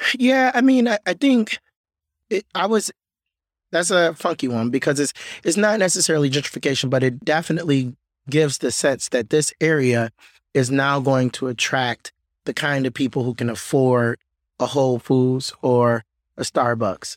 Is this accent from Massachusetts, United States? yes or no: no; Detroit, Michigan, United States; I was born and raised on the West Side, a little bit north of Boston Edison